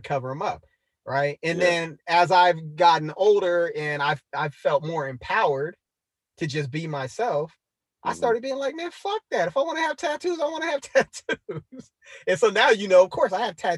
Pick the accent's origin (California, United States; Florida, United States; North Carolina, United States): California, United States; San Diego; I'm also from Southeast San Diego